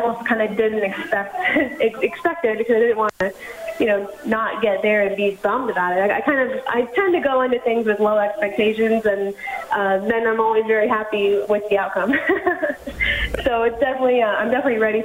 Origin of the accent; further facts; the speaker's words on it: Southwest Florida, United States; also born or lived in Montreal, Canada / Orlando, Florida; I was born in Montreal. My family moved when I was young to Florida, so I was mostly raised in Florida, Southwest Florida, and I train right now out of Orlando